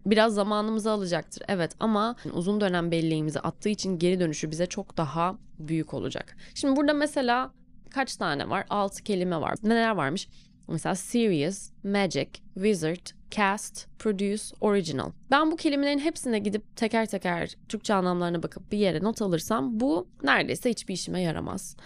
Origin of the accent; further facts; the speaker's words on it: Turkey; Biz Türküz.